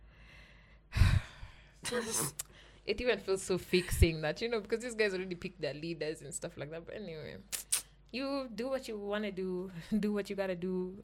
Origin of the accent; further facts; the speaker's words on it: Kenya; Being Kenyan, you're so tough being a Kenyan